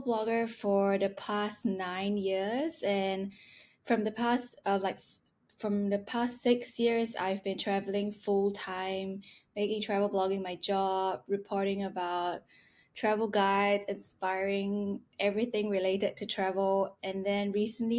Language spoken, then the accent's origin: English; Singapore; moved away; I'm from Singapore